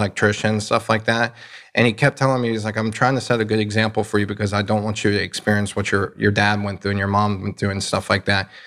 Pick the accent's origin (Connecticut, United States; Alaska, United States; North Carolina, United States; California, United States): North Carolina, United States; I'm from North Carolina